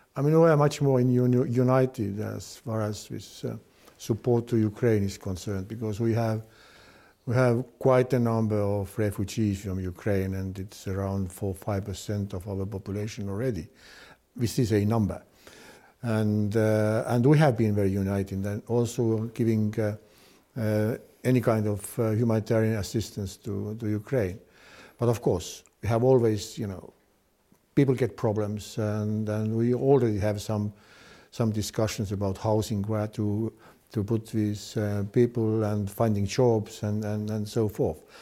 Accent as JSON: {"language": "English", "town": "Tartu", "region": "Tartu County", "country": "Estonia", "said": "I'm from Tartu"}